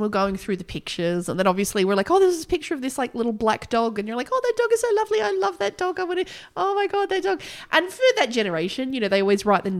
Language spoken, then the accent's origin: English; Australia; Well, we're Australian.